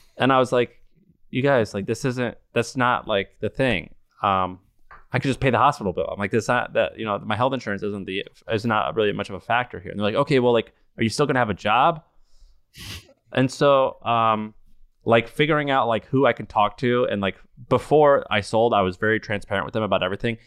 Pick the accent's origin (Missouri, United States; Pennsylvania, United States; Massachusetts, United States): Missouri, United States; I grew up in Missouri